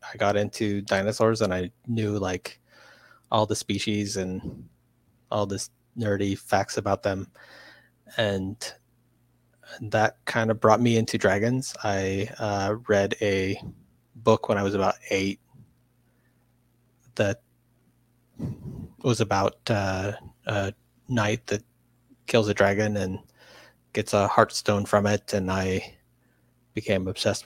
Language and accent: English; Louisiana, United States; moved away; also born or lived in New England; I grew up in Louisiana, and so I've had lots of interesting food combos that people in the West don't necessarily get